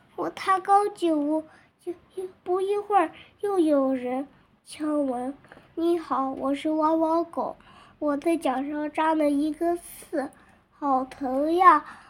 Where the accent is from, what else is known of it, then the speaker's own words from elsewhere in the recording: Weinan, Shaanxi, China; 我是来自陕西渭南的小朋友